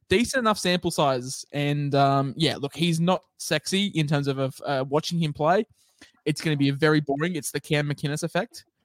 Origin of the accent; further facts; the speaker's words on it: Queensland, Australia; I'm a Queenslander